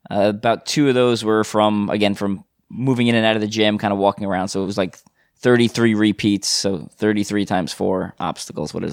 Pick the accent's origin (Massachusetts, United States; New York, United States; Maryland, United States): Maryland, United States; Silver Spring; also born or lived in Germantown, Maryland; I'm from Maryland, Germantown, Maryland. Originally Silver Spring.